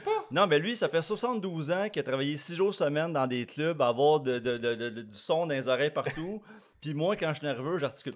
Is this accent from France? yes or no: no; Blainville, Quebec, Canada; also born or lived in Manitoba; je suis pas vraiment d'ici, je viens de Blainville